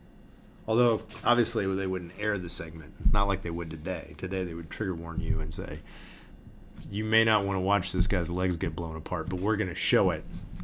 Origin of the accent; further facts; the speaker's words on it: Texas, United States; I mean, I grew up in Texas